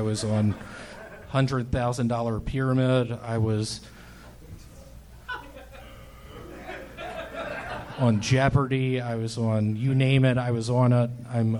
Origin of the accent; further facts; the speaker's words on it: Memphis, Tennessee, United States; I'm from Memphis.